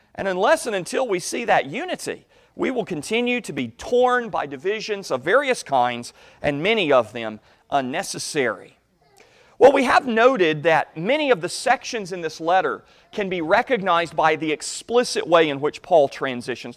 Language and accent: English; United States; as American Christians